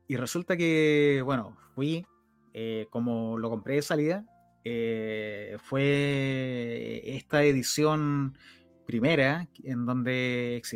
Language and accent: Spanish; Rancagua, O'Higgins, Chile; yo soy de Rancagua